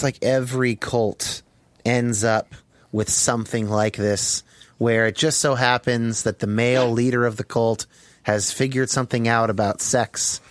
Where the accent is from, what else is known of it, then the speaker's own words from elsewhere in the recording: United States; as an American